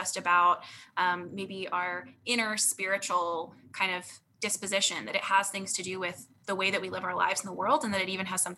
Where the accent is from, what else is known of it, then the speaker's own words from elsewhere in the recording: Colorado, United States; also born or lived in Virginia / North Dakota; now in Dallas, United States; I was born in North Dakota, but didn't live there long and have lived a bunch of places since then. So most of my formative years were in Colorado and Virginia